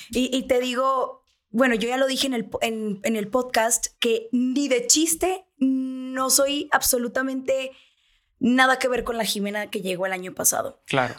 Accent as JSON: {"language": "Spanish", "region": "Sonora", "country": "Mexico", "moved": "as an adult", "lives_now": "Mexico City, Mexico", "said": "somos sonorenses"}